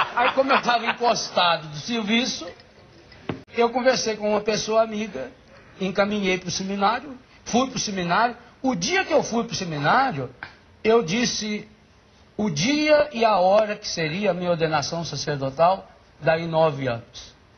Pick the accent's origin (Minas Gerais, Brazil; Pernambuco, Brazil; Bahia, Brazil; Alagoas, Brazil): Minas Gerais, Brazil; Biguá; Eu nasci num lugar que não tem no mapa nem do município. Chama-se Biguá.